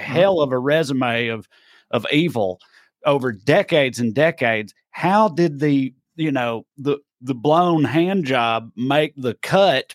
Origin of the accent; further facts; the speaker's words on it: Tennessee, United States; now in California, United States; especially in my accent, Uber drivers or whatever. Where you from? I say Tennessee